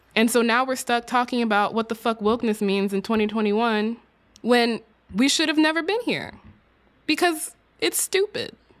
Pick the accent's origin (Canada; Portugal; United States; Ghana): United States; Texas; my home state of Texas